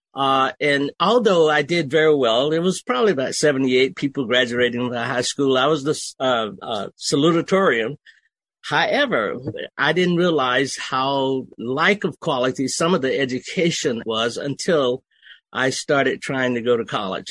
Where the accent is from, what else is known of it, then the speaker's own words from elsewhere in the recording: Okefenokee Swamp, Georgia, United States; moved away as an adult; also born or lived in Germany; I was raised in Okefenokee Swamp